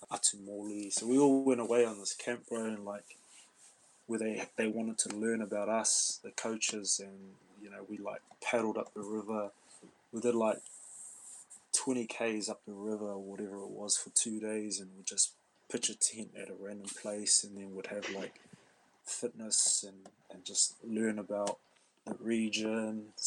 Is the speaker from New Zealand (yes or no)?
yes; Waikato, New Zealand; I'm I'm from Waikato, and it sort of it sort of worked out quite well. All my mum's side were all from South Waikato.